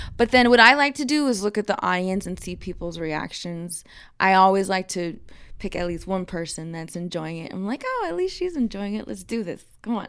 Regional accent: Texas, United States; the national anthem girl growing up in Texas

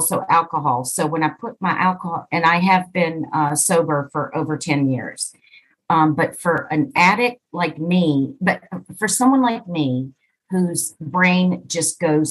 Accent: East Coast of the U.S., United States; I am from the East Coast of the U.S.

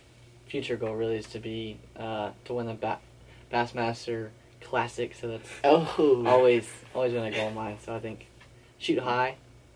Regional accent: Lindale, Texas, United States; moved away as an adult; now in Dallas, United States; I'm also from Lindell, Texas. I grew up there. I moved there when I was about 11.

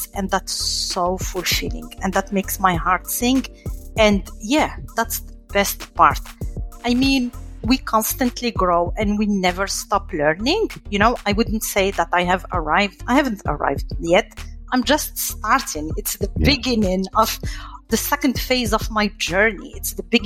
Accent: Morocco; moved away as an adult; also born or lived in France; now in United States; I grew up in Morocco, I studied in France, and then here in the US

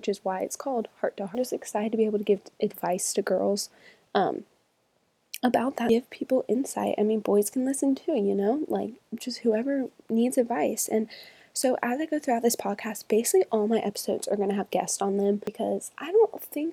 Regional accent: Charlotte, North Carolina, United States; moved away as an adult; now in Birmingham, Alabama, United States; I'm originally from Charlotte, North Carolina

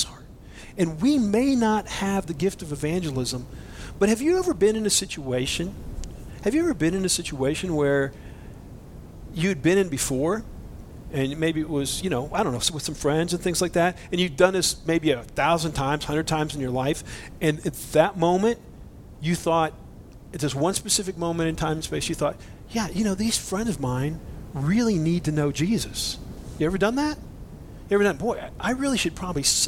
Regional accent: Boise, Idaho, United States; I'm from Boise

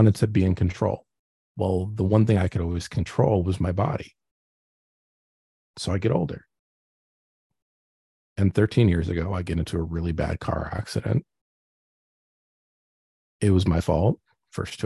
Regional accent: New Jersey, United States; Growing up in Jersey, in a Jewish household

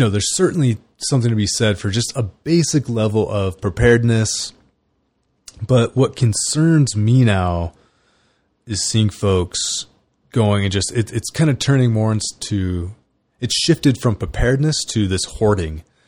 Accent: California, United States; I grew up in California.

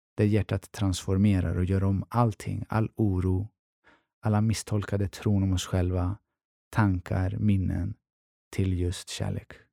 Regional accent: Stockholm, Stockholm County, Sweden; Jag är från Tensta-Rinkeby

